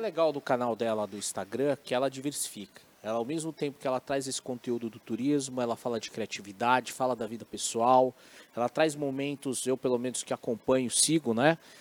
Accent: Brazil; Eu falo como brasileiro, né? apesar da minha descendência oriental

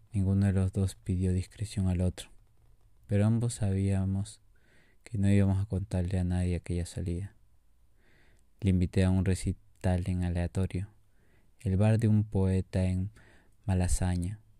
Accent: Peru; no creían que yo era de aquí, pero yo dije que sí, soy peruano

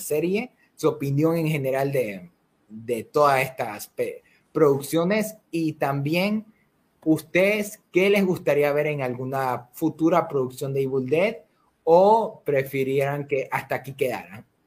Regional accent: Ecuador; somos de Ecuador, Matt y yo

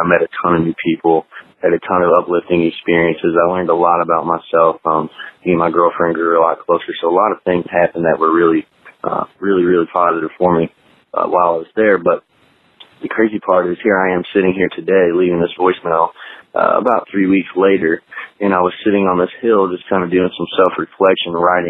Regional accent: New Albany, Indiana, United States; I'm from New Albany, Indiana

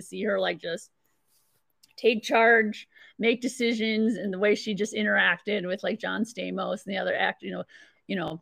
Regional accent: Ham Lake, Minnesota, United States; I'm from Ham Lake

